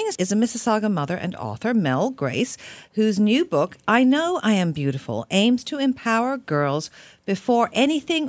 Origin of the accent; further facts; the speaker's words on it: Australia; now in Canada; I grew up in Australia